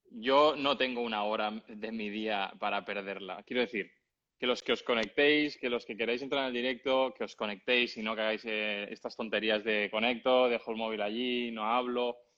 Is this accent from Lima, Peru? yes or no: yes; Lima, Peru; Yo soy de, Lima, de Perú. De Lima.